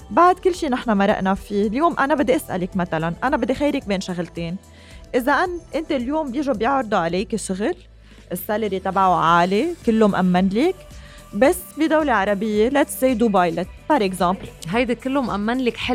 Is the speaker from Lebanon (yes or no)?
yes; Lebanon; بالرغم من كل الصعوبات اللي عم نمر فيها نحن كشعب لبناني